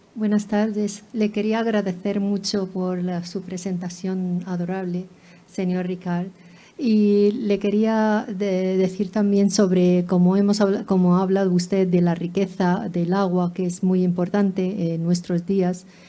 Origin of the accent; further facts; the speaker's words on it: Lebanon; yo soy del Líbano